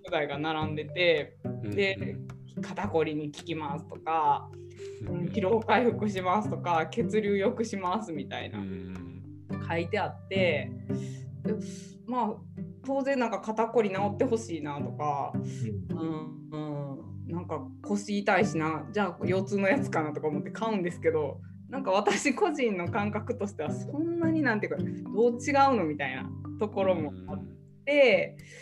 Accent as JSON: {"language": "Japanese", "region": "Nara", "country": "Japan", "tie": "born or raised there", "also_born_or_lived": "Osaka", "lives_now": "Yoshino, Japan", "said": "出身奈良市"}